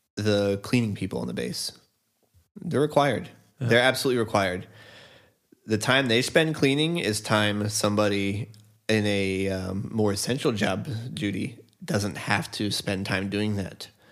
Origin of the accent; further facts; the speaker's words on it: Northeast, United States; born and raised in the Northeast